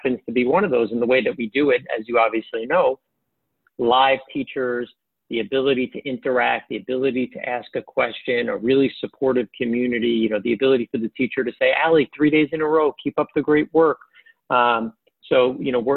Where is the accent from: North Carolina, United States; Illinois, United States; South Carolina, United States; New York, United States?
New York, United States; New York City; I grew up in Queens